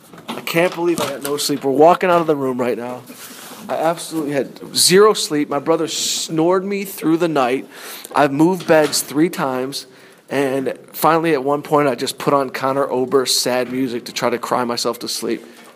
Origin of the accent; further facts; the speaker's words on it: Las Vegas, Nevada, United States; We're in Vegas. Right. We grew up around Vegas.